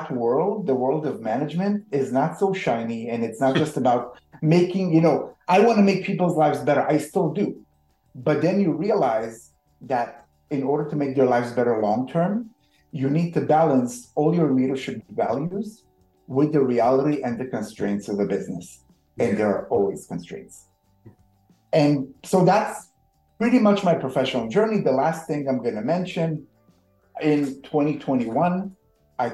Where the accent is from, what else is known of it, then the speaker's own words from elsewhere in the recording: Israel; moved away; I'm originally from Israel.